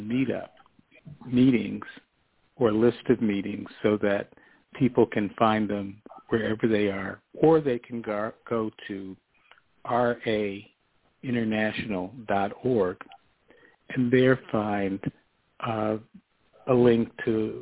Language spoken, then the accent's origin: English; United States; me as an American